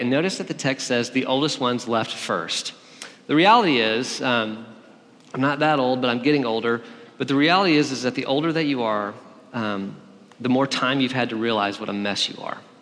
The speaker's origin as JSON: {"language": "English", "region": "Alabama", "country": "United States", "also_born_or_lived": "Berkeley, California", "moved": "yes", "lives_now": "Nashville, United States", "said": "I'm from Alabama"}